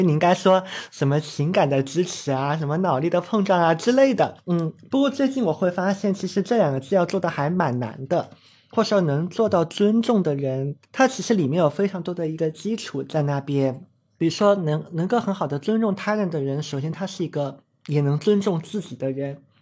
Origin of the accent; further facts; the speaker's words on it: Chongqing, China; moved away as an adult; also born or lived in Beijing; 我小时候是在，在重庆长大的嘛，一直都是念的相对是重点的中学